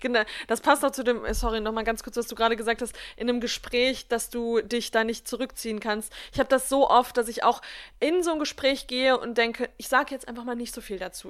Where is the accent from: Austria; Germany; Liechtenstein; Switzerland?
Germany; bei uns in Deutschland